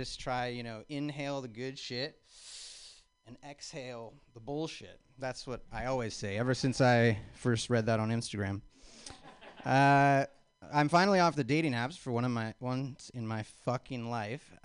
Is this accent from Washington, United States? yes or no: yes; Spokane, Washington, United States; moved away; I'm originally from Spokane, Washington